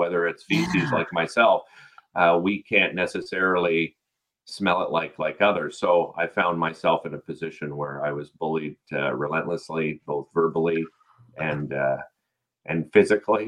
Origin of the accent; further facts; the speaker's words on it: Ottawa, Ontario, Canada; We grew up in Nepean in Arlington Woods on Riverbrook Road